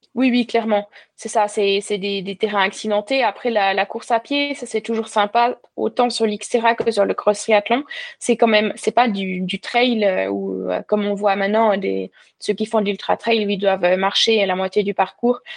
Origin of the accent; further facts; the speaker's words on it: Val-de-Ruz, Neuchâtel, Switzerland; moved away as an adult; also born or lived in Lausanne, Switzerland / Vevey, Switzerland; now in La Tour-de-Peilz, Switzerland; j'ai grandi dans le canton de, Neuchâtel, au Val de Rue